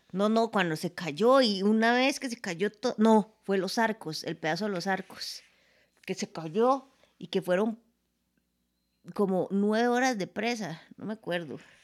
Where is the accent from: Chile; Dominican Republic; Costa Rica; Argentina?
Costa Rica; nosotros como ticos